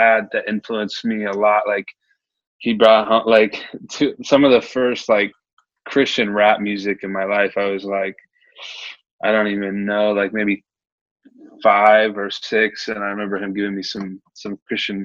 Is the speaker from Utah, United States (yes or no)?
no; Nebraska, United States; now in Omaha, United States; I was born and raised in Nebraska. I actually moved around a lot, but I never left Nebraska